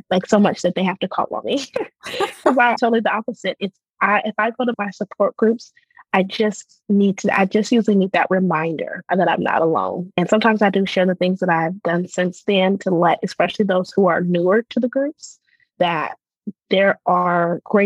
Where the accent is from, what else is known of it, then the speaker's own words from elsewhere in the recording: Portland, Oregon, United States; now in Houston, United States; I grew up in Portland, Oregon, which is majority white population